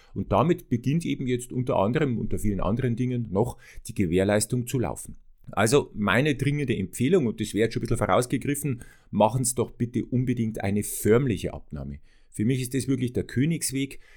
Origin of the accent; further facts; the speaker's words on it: Bavaria, Germany; ich komme ja aus Bayern